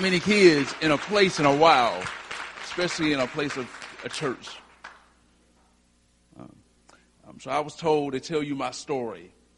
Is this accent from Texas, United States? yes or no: no; Whiteville, North Carolina, United States; from Whiteville, North Carolina